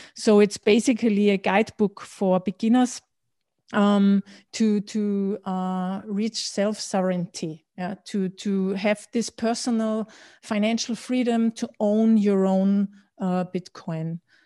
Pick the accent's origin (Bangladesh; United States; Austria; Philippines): Austria; also born or lived in Berlin / London; I was born and raised in Austria